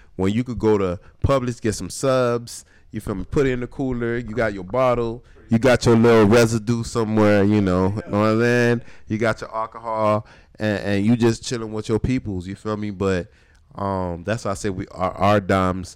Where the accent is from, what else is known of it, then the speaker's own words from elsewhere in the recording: Miami, Florida, United States; we grew up in Miami